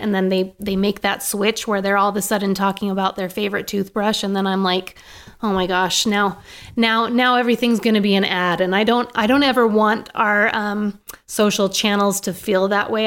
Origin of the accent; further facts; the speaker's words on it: Maine, United States; now in Boise, United States; I grew up in Maine